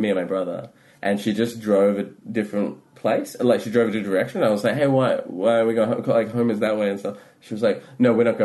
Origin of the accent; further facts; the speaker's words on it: India; and like and growing up in India, like that's a whole thing about like class and the perception